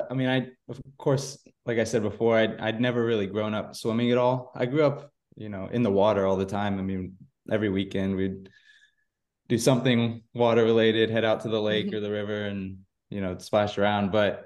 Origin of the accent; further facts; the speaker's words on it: Florida, United States; So I'm originally from Central Florida, born and raised here.